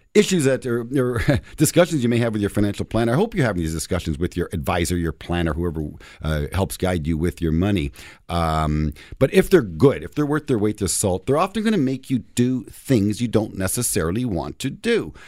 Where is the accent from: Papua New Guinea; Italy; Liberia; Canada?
Canada; Toronto, Ontario; I'm born and raised in Toronto